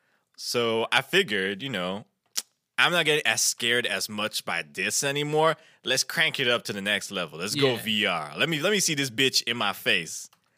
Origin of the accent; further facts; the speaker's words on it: Nigeria; moved away; growing up in Nigeria, because I'm mixed, half Italian, half Nigerian